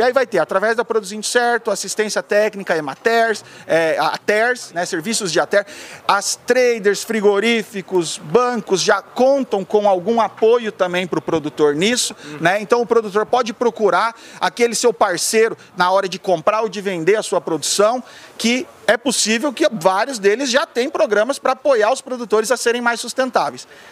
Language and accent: Portuguese; Sapezal, Mato Grosso, Brazil; also born or lived in Curitiba, Brazil; eu já nasci em Curitiba e já fui criado no Mato Grosso